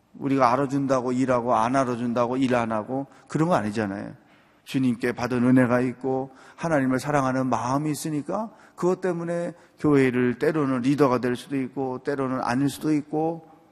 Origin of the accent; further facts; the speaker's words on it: Chungcheong, South Korea; 저는 충청도 사람인데